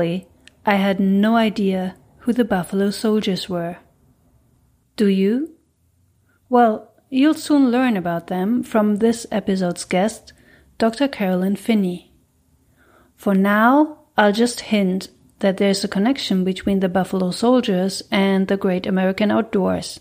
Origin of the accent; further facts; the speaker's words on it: Germany; moved away as an adult; now in United States; I'm from Germany, and I came to the U.S. 10 years ago